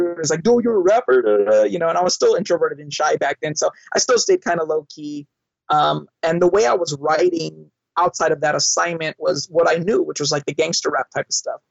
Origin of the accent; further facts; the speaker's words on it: Long Beach, California, United States; growing up in Long Beach, California, I grew up around rap and hip hop